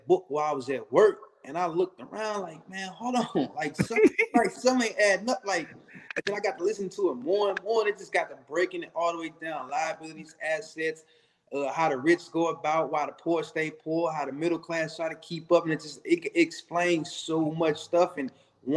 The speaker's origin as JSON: {"language": "English", "town": "St. Louis", "region": "Missouri", "country": "United States", "tie": "born or raised there", "said": "I'm originally from St. Louis, Missouri. I still stay in St. Louis."}